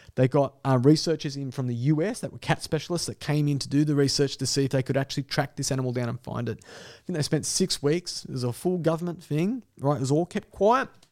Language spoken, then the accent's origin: English; Dapto, New South Wales, Australia; as a kid in the back of West Dapto, probably because I was from Dapto